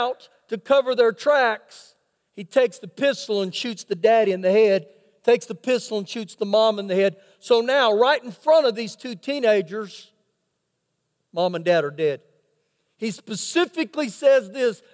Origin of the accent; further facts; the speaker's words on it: Oklahoma, United States; now in Lubbock, United States; I was born in Oklahoma.